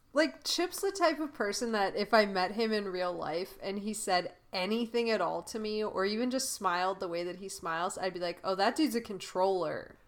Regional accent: Canada; moved away; also born or lived in United States; I moved away from Canada

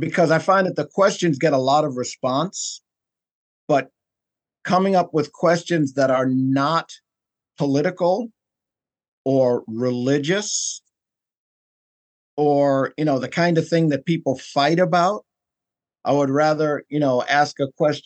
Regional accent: New York City, New York, United States; moved away; I'm from New York originally

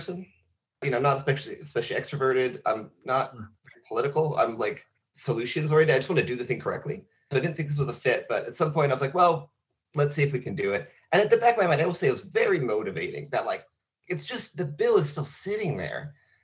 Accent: Coast Range, Oregon, United States; I'm from the Coast Range. Very few people are, but I'm one of them.

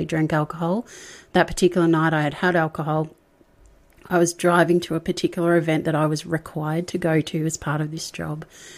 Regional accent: Melbourne, Victoria, Australia; also born or lived in Sydney / rural New South Wales; now in New South Wales, Australia; I'm not originally from Sydney. I'm from Melbourne. And Melburnians, as we call ourselves

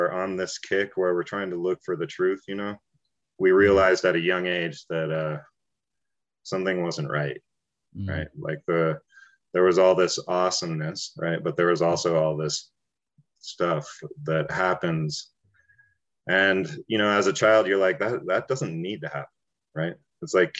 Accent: Taos, New Mexico, United States; growing up in Taos, I was a child of hippies

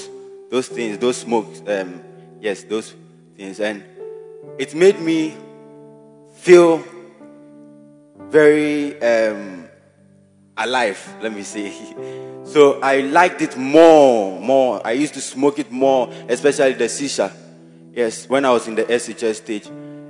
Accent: Ketase, Ghana; I'm from Ketase constituency, and I'm a Bacenta leader by the grace of God.

